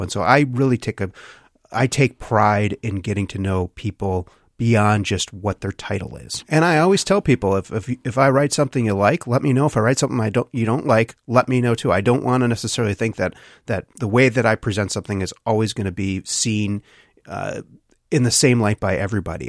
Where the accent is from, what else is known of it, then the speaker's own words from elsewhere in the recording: Wisconsin, United States; my hometown of McQuantico, Wisconsin